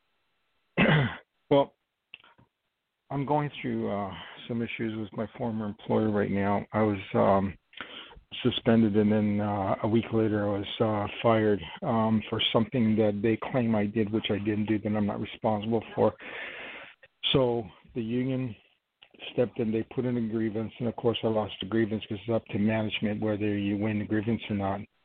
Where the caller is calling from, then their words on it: New York, United States; I'm calling from New York